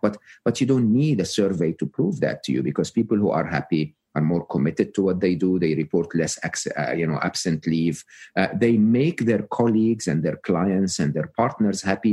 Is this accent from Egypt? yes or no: yes; Egypt; moved away; I'm Egyptian, uh, born and raised in Egypt.